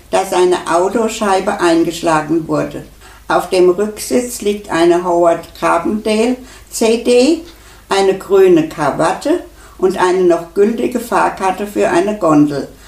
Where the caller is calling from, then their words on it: Münster, North Rhine-Westphalia, Germany; Aus Münster in NRW.